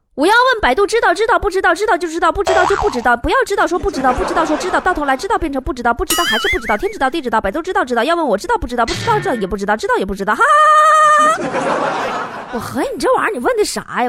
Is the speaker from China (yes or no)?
yes; Northeast China, China; 我们东北人